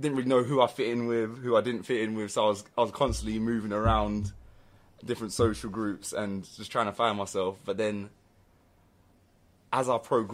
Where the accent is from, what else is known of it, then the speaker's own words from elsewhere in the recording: London, United Kingdom; So when I was brought up in North London, Winchmore Hill / Southgate